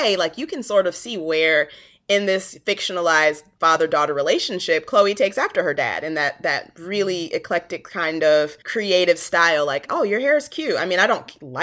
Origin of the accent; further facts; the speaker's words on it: Hartford, Connecticut, United States; moved away as an adult; now in Texas, United States; I'm originally from Hartford, Connecticut